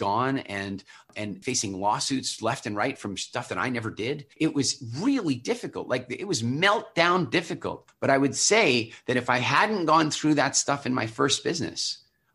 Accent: Halifax, Nova Scotia, Canada; moved away; I moved back to my hometown, Halifax

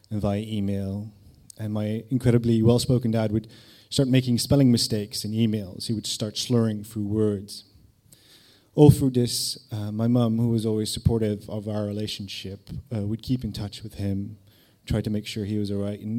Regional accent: Netherlands; English is a second language; I was from Holland, I was living there with my mum, and I would visit my dad in various cities in the UK, such as Manchester, Woking, Lancing, my favourite, near Brighton.

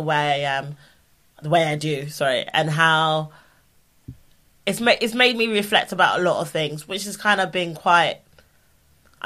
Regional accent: London, United Kingdom; I'm from South London

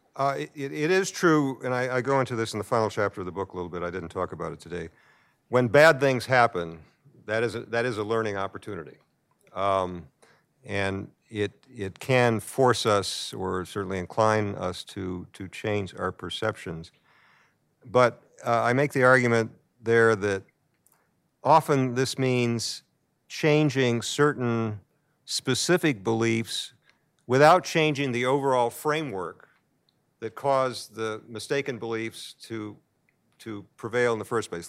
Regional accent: United States; I'm American

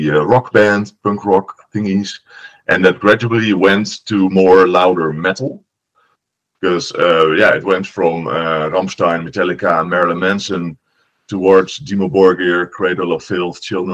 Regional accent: Oost-Groningen / Groningen, Netherlands; English is a second language; also born or lived in De Bilt, Netherlands; when I was 4, my parents lived to the countryside of Oost-Groningen, which is like the northern province and then just at the German border. And then I went to high school in the city where we're still now, in Groningen

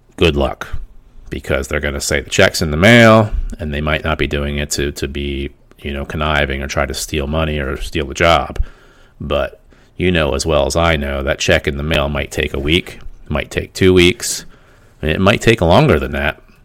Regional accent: Pennsylvania, United States; We're from Pennsylvania

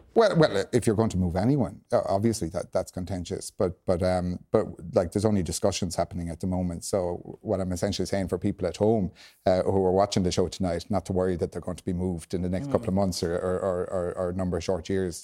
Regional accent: Clonmel, Munster, Ireland; My hometown in Clonmel

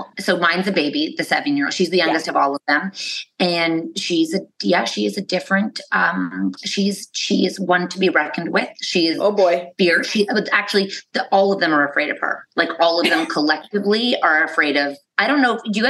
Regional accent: Canada; guys, we're from Canada.

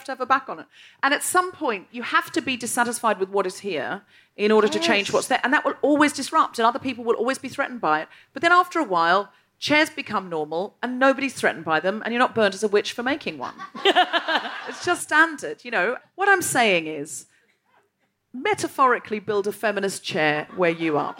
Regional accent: Gold Coast, Queensland, Australia; I'm from the Gold Coast

